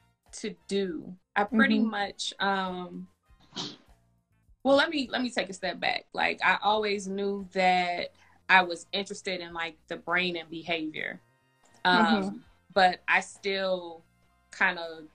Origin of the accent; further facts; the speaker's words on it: Indianapolis, Indiana, United States; moved away as an adult; also born or lived in Atlanta; now in Chicago, United States; I'm originally from Indianapolis, but I live in Chicago